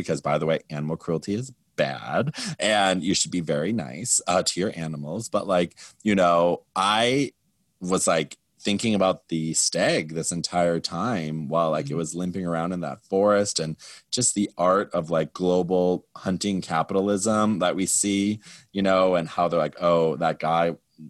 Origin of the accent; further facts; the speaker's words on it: Midwest, United States; I am from the Midwest.